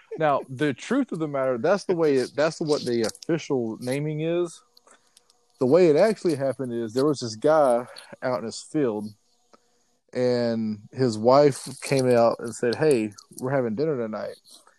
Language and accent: English; Sylvester, Georgia, United States; moved away as an adult; now in Richmond Hill, United States; I'm from Sylvester, you know.